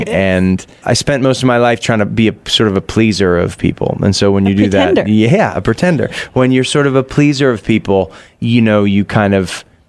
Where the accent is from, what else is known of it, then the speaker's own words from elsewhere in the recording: Massachusetts, United States; now in San Francisco, United States; Growing up in Massachusetts